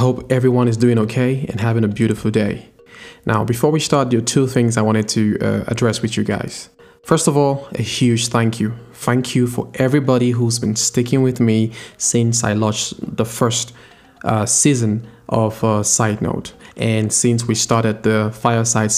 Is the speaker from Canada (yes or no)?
no; Cameroon; I'm from Cameroon